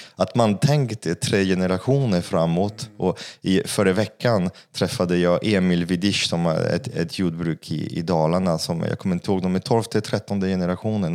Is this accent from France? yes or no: yes; France; Swedish is a second language; now in Sweden; jag är fransman